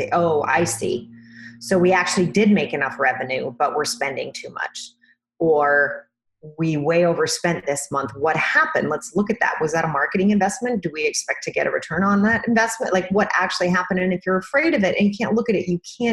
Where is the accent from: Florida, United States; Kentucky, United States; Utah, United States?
Utah, United States; Sandy; moved away as an adult; now in New York City, United States; I'm originally from Sandy, Utah, which is a little bit far away from where I live outside of New York City now